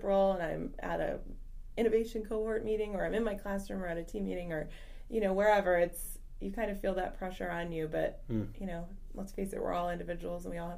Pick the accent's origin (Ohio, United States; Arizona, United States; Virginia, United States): Virginia, United States; Loudoun County, Northern; also born or lived in Fairfax County, Virginia; I'm a loyal Fairfax Countyan, even though I grew up in Loudoun.